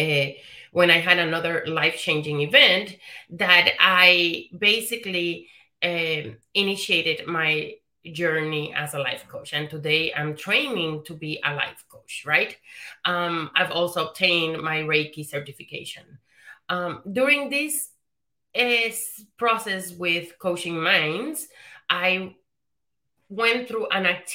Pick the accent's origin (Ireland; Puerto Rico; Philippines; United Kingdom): Puerto Rico; moved away; So I'm Puerto Rican. I was born and raised in the Caribbean, in Puerto Rico.